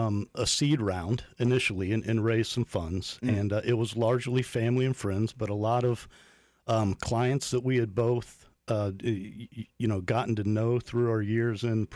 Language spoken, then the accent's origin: English; Polk County, Florida, United States; Born and raised in Polk, man.